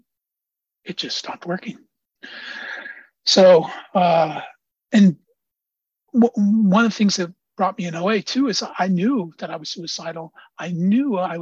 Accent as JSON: {"language": "English", "town": "Antioch", "region": "California", "country": "United States", "moved": "yes", "lives_now": "Oakland, United States", "said": "I live in Oakland. I come from Antioch."}